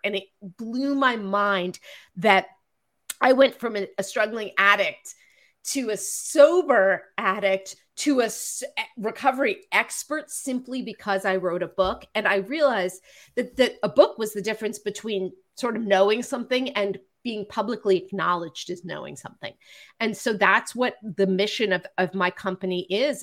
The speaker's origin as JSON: {"language": "English", "area": "Marin County", "region": "California", "country": "United States", "moved": "yes", "lives_now": "Los Angeles, United States", "said": "I'm a Jew from Marin County who's been in therapy since I was 16"}